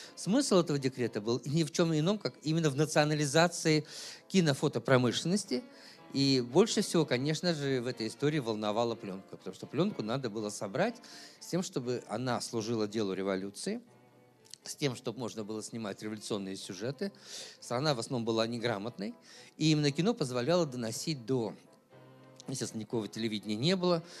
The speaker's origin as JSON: {"language": "Russian", "town": "Chelyabinsk", "region": "Chelyabinsk Oblast", "country": "Russia", "tie": "born or raised there", "said": "сам я родился в Челябинске"}